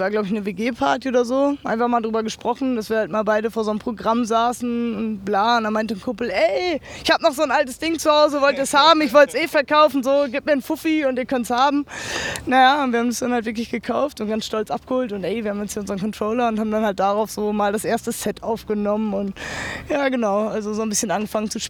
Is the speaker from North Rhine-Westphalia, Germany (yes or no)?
yes; Lengerich, North Rhine-Westphalia, Germany; also born or lived in Münster; Ich komme äh, ursprünglich aus Lengerich, das ist eine Stadt zwischen Münster und Osnabrück. Habe dann in Münster drei Jahre äh, Sporttherapie gelernt auf einer Sportschule und habe auch so mit zweieinhalb Jahren Münster gewohnt.